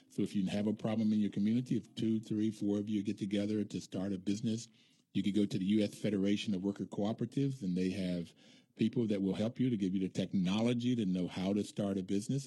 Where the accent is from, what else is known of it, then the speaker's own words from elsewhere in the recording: West Virginia, United States; I grew up in West Virginia